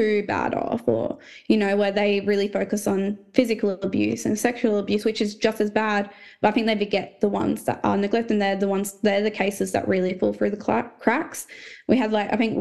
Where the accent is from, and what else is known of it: Port Lincoln, South Australia, Australia; born or raised there; also born or lived in Port Pirie / Melrose / Tumby Bay; now in Adelaide, Australia